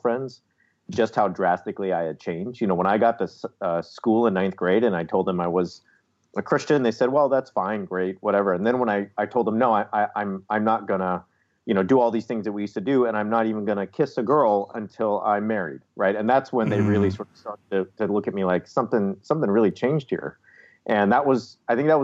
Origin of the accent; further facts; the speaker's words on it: North Orange County, Southern California, United States; I grew up in Southern California. I grew up in North Orange County, which is, you know, it's on the border of LA County